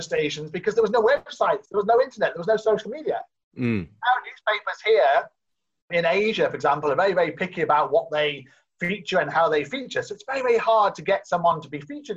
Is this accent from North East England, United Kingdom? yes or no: yes; Newcastle, North East England, United Kingdom; moved away as an adult; I'm from Newcastle in the UK